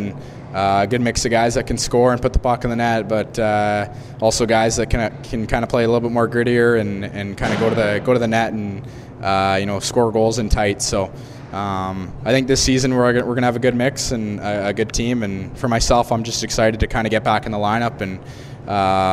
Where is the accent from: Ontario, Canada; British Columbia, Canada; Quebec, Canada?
British Columbia, Canada; Kamloops; I get to come back and play in my hometown in front of friends and family again